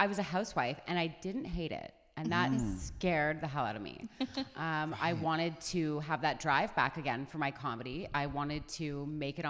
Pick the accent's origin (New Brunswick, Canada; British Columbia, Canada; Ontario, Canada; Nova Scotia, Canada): Ontario, Canada; Toronto; I'm from Toronto